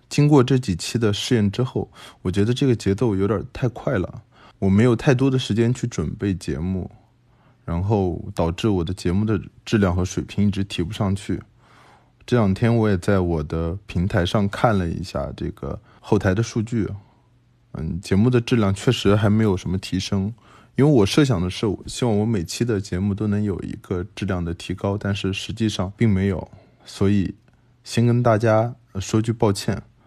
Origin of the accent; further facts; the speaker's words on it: China; 我们中国人像我长这么大，我没见过这些毒品